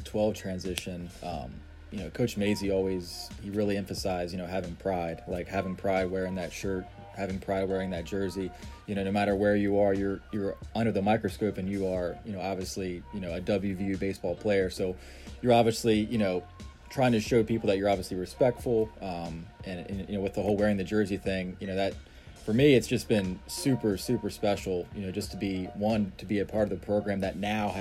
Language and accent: English; Frederick, Maryland, United States; also born or lived in West Virginia; pretty much been in Frederick, Maryland my whole life